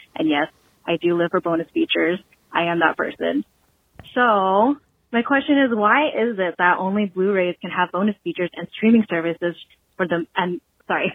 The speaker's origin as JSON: {"language": "English", "town": "Cerritos", "region": "California", "country": "United States", "tie": "born or raised there", "moved": "yes", "lives_now": "Oahu, Hawaii, United States", "said": "I'm actually born and raised in Cerritos, California"}